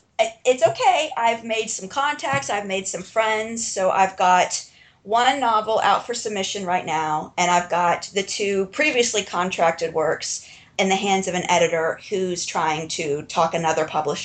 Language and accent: English; Ireland; I'm Irish. And the rule with real Irish people is if there were no bad luck, we would have none.